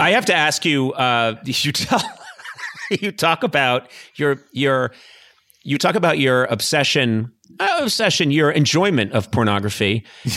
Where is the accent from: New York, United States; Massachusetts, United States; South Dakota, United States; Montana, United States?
Massachusetts, United States; Boston; now in Los Angeles, United States; I come from the East Coast. You know, I come from Boston and and the outlying Massachusetts area